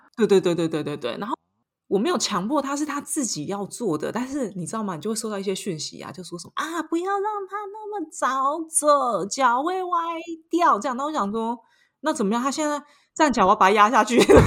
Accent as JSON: {"language": "Chinese", "country": "Taiwan", "moved": "as an adult", "lives_now": "Paris, France", "said": "我是台湾人"}